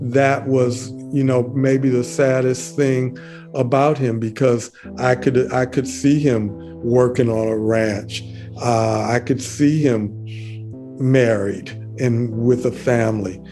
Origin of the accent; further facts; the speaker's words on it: Detroit, Michigan, United States; I grew up in Detroit, and I knew people like him